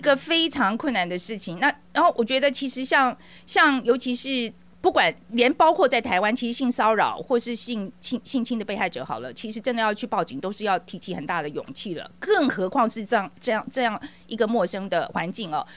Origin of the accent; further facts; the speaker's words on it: Taiwan; moved away; 我也是台湾的侨民，哦，啊，也是二十几年时间